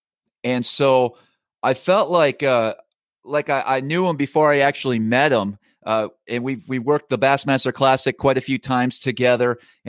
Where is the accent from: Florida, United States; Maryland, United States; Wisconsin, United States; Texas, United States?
Wisconsin, United States; I grew up in Wisconsin and fished primarily walleyes growing up on the Lake Winnebago system.